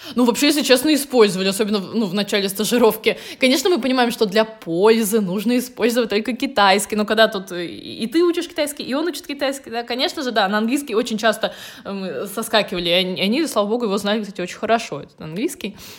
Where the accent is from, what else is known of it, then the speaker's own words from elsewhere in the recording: Russia; moved away as an adult; also born or lived in Dalian, China; я окончила Институт международных отношений у себя на родине, да, в России